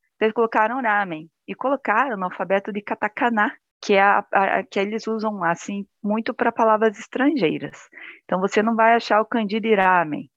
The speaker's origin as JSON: {"language": "Portuguese", "town": "Curitiba", "region": "Paraná", "country": "Brazil", "also_born_or_lived": "Japan", "said": "eu sou de Curitiba, né, Paraná"}